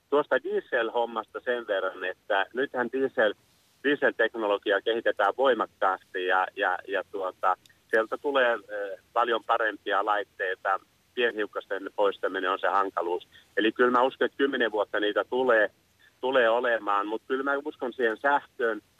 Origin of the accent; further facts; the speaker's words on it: Anttola, South Savo, Finland; eli nyt tuosta maaseudulta, eli tulen Anttolasta Mikkelin takaa, niin maaseudullahan ei ole joukkoliikennettä.